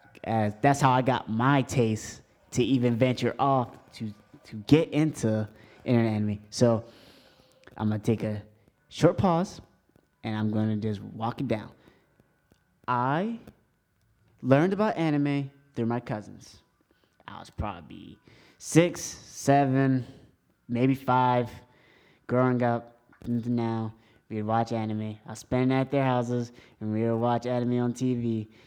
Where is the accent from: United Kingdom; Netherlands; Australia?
United Kingdom; England; first language English; because I'm English. English is my first language.